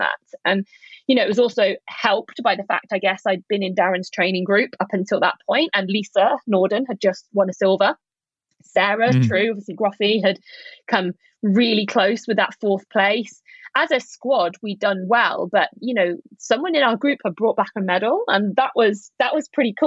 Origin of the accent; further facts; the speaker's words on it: United Kingdom; also born or lived in Leeds / Bath; my home country